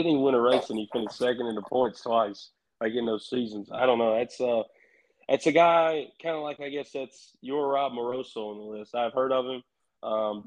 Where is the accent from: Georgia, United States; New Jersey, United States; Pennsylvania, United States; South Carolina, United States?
South Carolina, United States; Union; where I grew up at in Union, South Carolina